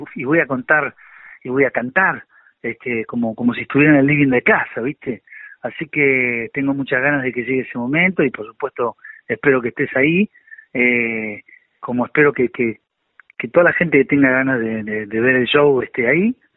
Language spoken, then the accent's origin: Spanish; San Nicolás de los Arroyos, Buenos Aires Province, Argentina; desde que nací en San Nicolás